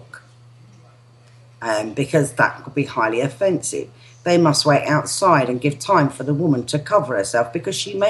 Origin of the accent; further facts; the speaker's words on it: England, United Kingdom; I don't class myself as British. I'm English.